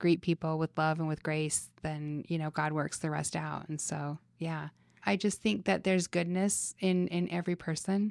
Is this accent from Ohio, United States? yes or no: no; Salt Lake City, Utah, United States; moved away as an adult; now in Las Vegas, United States; growing up in Utah